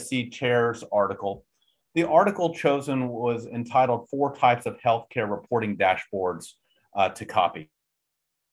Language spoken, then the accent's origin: English; Texas, United States; I'm a Texan.